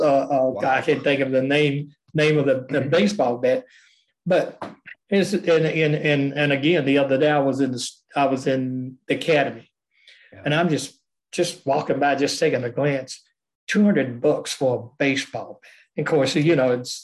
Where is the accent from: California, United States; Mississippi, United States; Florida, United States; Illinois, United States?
Mississippi, United States; Meridian; I grew up in Meridian, Lauderdale County, Mississippi, and East Central Mississippi